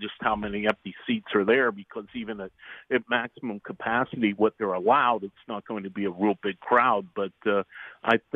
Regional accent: Pittsburgh, Pennsylvania, United States; I'm from Pittsburgh. I'm based in Pittsburgh, and I was born and raised here and lived here my whole life

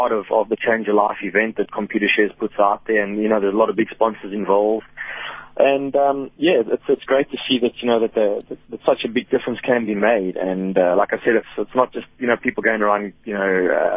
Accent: South Africa; moved away; as a South African, it's always nice to win in South Africa. I mean, I don't get to race, back home very much at all

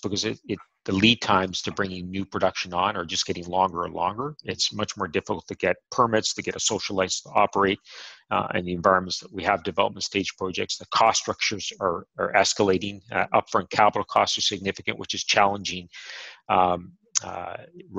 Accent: Canada; I'm Canadian

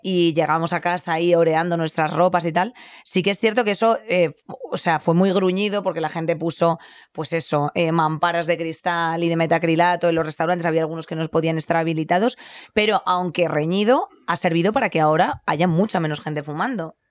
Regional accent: Madrid, Community of Madrid, Spain; aquí en Madrid nos estamos quejando, claro, yo hablo de donde, de donde soy

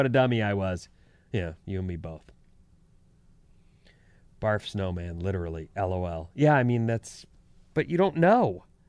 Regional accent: Pleasanton / San Leandro, California, United States; born or raised there

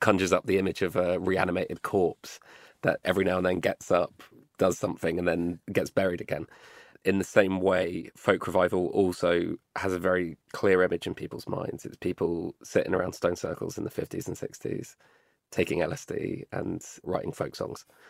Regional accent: London, United Kingdom; me as a Londoner

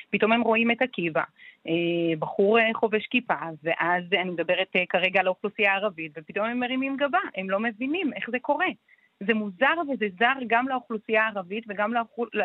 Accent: Ramla, Central District, Israel; כי אנחנו מגיעים מהעיר ואנחנו רואים מה קורה כאן.

